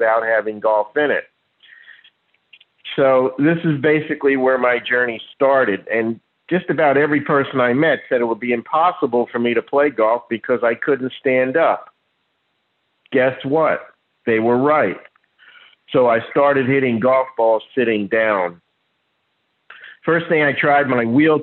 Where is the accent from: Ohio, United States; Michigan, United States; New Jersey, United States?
New Jersey, United States; Neptune; moved away as an adult; now in Jupiter, United States; I was born in Neptune. Now I live in Jupiter